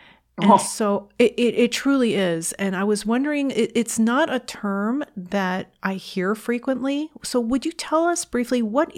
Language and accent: English; New York City, New York, United States; moved away; I was born in New York City.